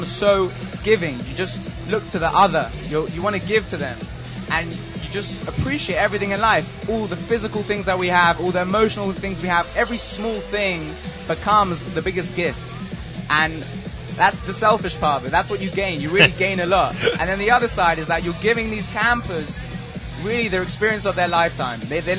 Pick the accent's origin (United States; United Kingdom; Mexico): United Kingdom; London; From London, England.